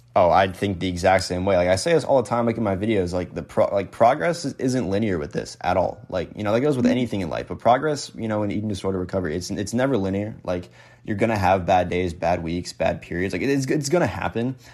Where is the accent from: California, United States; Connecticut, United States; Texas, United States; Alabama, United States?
Connecticut, United States; I'm from New England, like so, like I'm from Connecticut